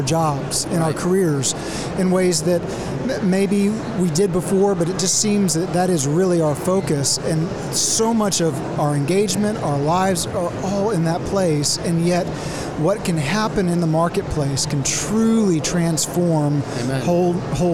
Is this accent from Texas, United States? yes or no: yes; Waco, Texas, United States; moved away as an adult; also born or lived in Washington, D.C.; now in Oklahoma, United States; I'm from Waco, so to the sigh and relief of three generations, I've got that Baylor degree